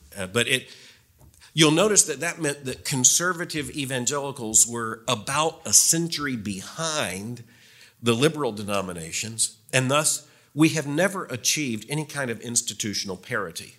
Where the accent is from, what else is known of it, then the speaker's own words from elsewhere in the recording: Florida, United States; moved away; I grew up in Florida, so the history's shorter.